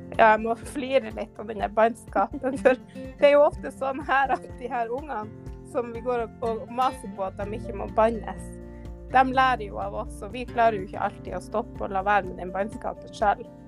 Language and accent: Norwegian; Finnsnes, Troms, Norway; jeg kommer jo fra Finnsnes, og som vi hører, så sier vi jo 'jeg' der.